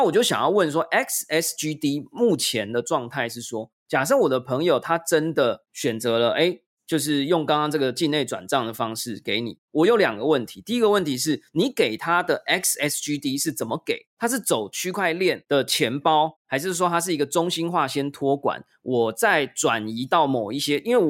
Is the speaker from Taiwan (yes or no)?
yes; Taiwan; 然后呢，我是台湾人，我没有新加坡公民的身份，我没有新加坡的公司或银行户头，我就不能做这件事嘛？